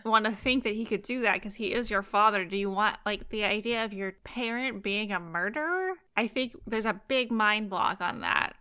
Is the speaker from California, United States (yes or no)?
yes; Fresno, California, United States; I grew up in Fresno, too, and I lived there for, like, seventeen years